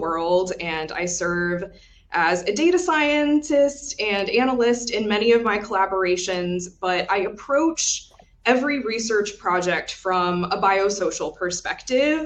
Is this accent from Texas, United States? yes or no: yes; Texas, United States; I grew up in Texas